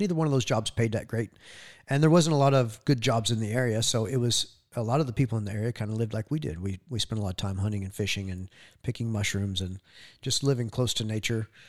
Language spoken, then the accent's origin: English; Ozarks, southwest Missouri, United States; I was raised in Missouri, uh, southwest Missouri on the edge of the Ozarks.